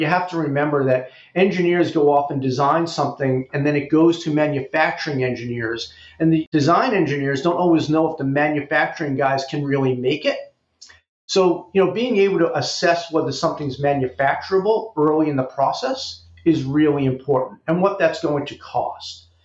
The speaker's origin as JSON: {"language": "English", "town": "New York City", "region": "New York", "country": "United States", "tie": "born or raised there", "also_born_or_lived": "Amherst, Massachusetts", "moved": "as an adult", "said": "I actually grew up in New York. I grew up in the Bronx"}